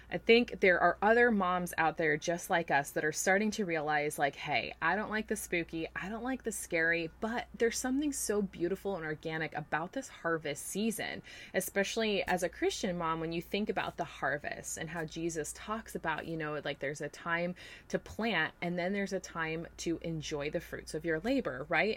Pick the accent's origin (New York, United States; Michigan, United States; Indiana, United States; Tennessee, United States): New York, United States; now in Florida, United States; growing up in New York